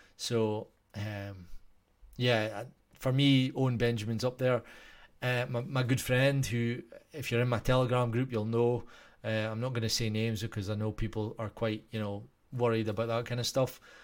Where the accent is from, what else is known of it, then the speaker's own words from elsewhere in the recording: Scotland, United Kingdom; I'm Scottish.